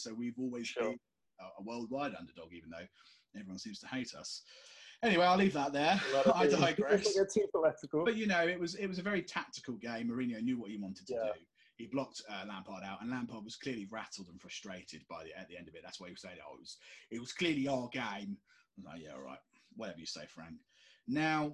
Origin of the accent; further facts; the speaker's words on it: United Kingdom; we're British